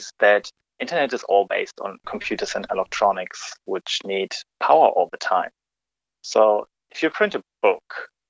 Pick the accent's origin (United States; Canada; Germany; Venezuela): Germany; moved away as an adult; now in Australia; I grew up in Germany